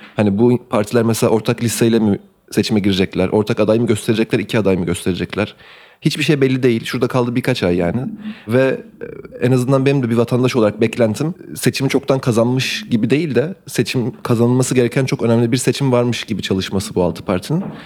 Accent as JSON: {"language": "Turkish", "country": "Turkey", "tie": "born or raised there", "said": "benim de doğduğum ve büyüdüğüm ülkede"}